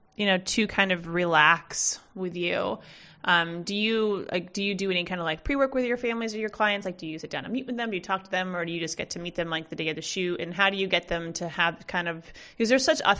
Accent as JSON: {"language": "English", "region": "Massachusetts", "country": "United States", "tie": "born or raised there", "said": "I grew up in the East Coast, so I'm from Massachusetts"}